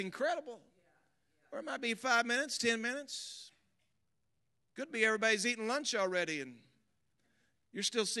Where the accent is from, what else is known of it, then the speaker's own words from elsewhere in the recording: Missouri, United States; I grew up in Missouri.